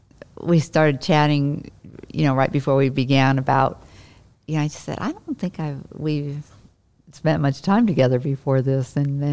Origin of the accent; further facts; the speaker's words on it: Illinois, United States; because I'm from Illinois, you know.